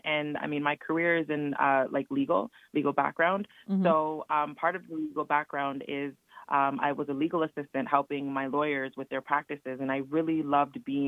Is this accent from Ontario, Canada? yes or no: yes; Toronto, Ontario, Canada; I'm actually from Toronto, Canada, so part of the six